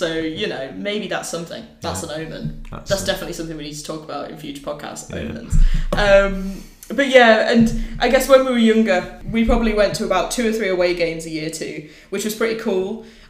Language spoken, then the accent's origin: English; Nottingham, East Midlands, United Kingdom; moved away as an adult; also born or lived in Derby / Liverpool / Leeds / London; now in Lisbon, Portugal; It was kind of strange growing up in Nottingham, I guess, and supporting Derby.